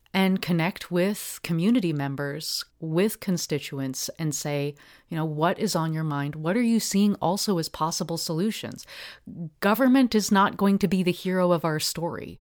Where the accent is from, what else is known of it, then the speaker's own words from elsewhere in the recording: Portland, Oregon, United States; I grew up in Park Rose, uh, neighborhood